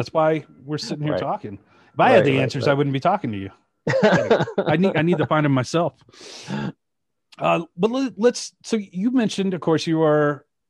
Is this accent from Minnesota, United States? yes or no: no; Shreveport, Louisiana, United States; I grew up in Louisiana.